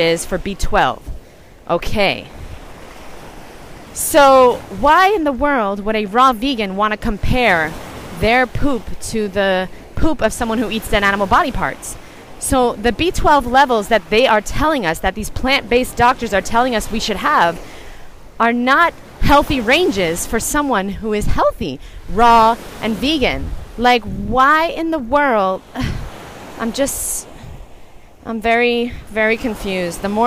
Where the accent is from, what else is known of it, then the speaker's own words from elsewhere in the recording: New York, United States; moved away; I was born in New York